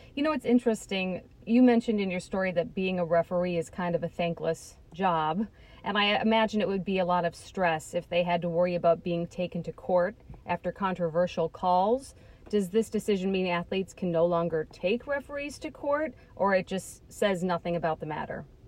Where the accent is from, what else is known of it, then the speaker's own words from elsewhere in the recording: Minnesota, United States; I'm from Minnesota